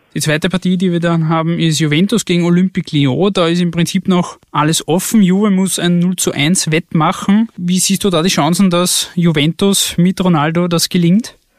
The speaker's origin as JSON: {"language": "German", "country": "Austria", "said": "bei uns in Österreich"}